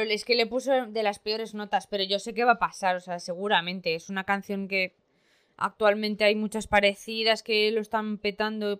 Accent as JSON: {"language": "Spanish", "country": "Spain", "said": "todos somos españoles"}